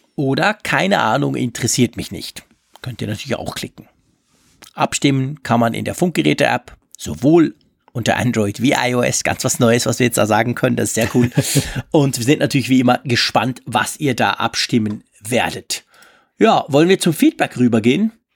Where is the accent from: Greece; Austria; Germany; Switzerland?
Switzerland; ich als Schweizer